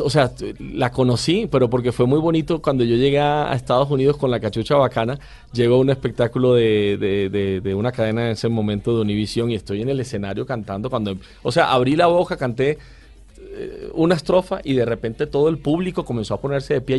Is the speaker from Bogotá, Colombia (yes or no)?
no; Barranquilla, Atlántico, Colombia; yo siempre digo soy barranquillero